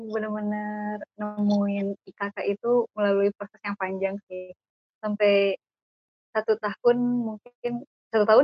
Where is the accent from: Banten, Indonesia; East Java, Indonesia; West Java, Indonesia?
West Java, Indonesia; Bandung; dari perkenalan aja mungkin uh, udah ketahuan ya. Uh, aku dari Bandung.